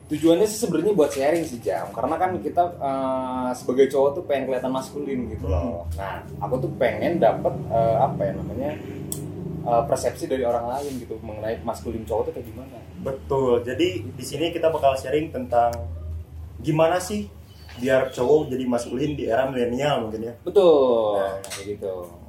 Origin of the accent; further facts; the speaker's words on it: Ciamis, West Java, Indonesia; saya asal dari Ciamis